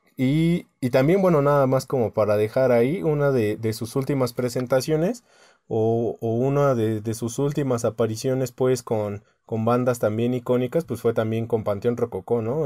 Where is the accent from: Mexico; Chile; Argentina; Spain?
Mexico; como mexicana